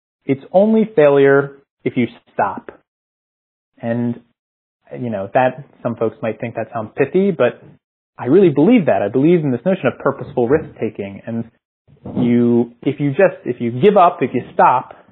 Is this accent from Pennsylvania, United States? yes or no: yes; Philadelphia, Pennsylvania, United States; moved away as an adult; also born or lived in San Jose, California; I'm from Philadelphia, went to school there